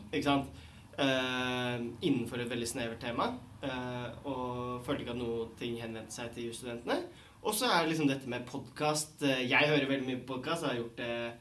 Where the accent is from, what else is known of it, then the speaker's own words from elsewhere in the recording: Bærum, Akershus, Norway; Jeg er jo også fra Bærum